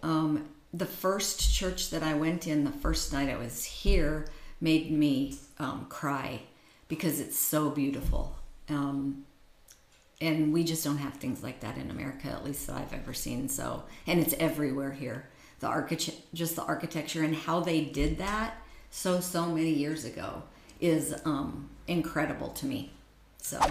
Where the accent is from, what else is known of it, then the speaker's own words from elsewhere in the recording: United States; being an American